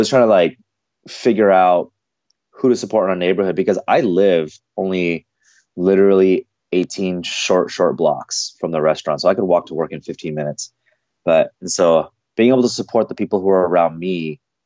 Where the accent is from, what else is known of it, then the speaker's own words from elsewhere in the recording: Seattle, Washington, United States; growing up in the Seattle culture, because I'm born and raised here, but my parents are from Korea